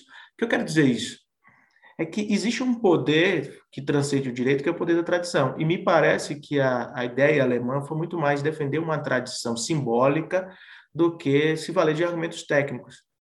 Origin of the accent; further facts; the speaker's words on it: Bahia, Brazil; eu sou baiano